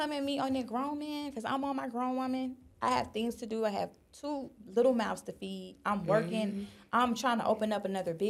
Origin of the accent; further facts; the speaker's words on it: South Florida, United States; moved away as an adult; also born or lived in Atlanta / Miami; now in Los Angeles, United States; Before I was in Atlanta, I'm from Florida. I'm from South Florida